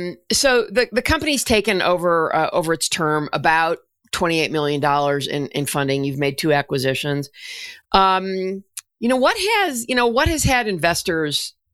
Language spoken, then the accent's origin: English; Colorado, United States; born or raised there